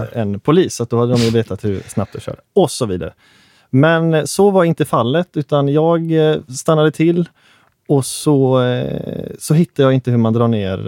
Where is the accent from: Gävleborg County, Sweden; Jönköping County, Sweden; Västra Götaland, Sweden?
Västra Götaland, Sweden; Hönö; Jag är från Hönö